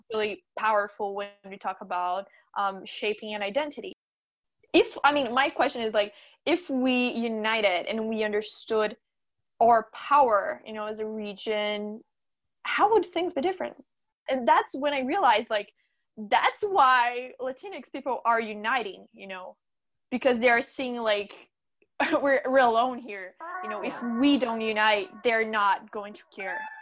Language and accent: English; São Paulo, Brazil; first language Portuguese; English is a second language; I'm from Sao Paulo